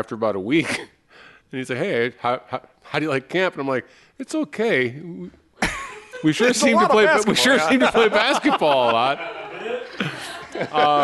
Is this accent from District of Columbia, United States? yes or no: no; Chicago, Illinois, United States; I'm from Chicago